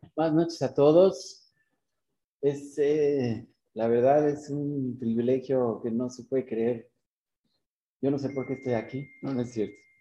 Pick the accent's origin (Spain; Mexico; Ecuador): Mexico; moved away as an adult; now in Israel; Yo soy mexicano y me fui hace como 23 años a Israel